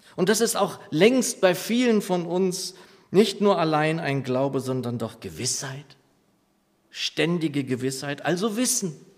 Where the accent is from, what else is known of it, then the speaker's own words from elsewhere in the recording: Lower Saxony, Germany; moved away; meiner Heimatgemeinde in Niedersachsen